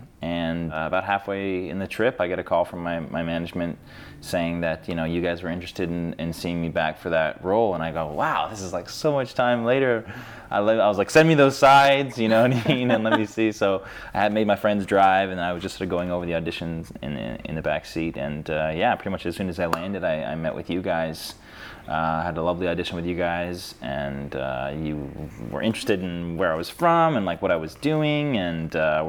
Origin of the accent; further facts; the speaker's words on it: Toronto, Ontario, Canada; also born or lived in Italy; I was working in Toronto. My family and I immigrated when I was young from Italy to Canada and Toronto. So that's sort of where I was raised